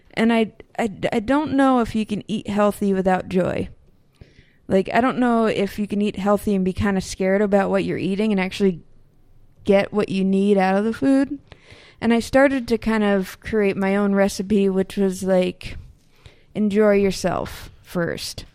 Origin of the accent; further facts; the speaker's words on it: Northeast, United States; also born or lived in Berkeley, California; now in Burlington, Vermont, United States; growing up in the Northeast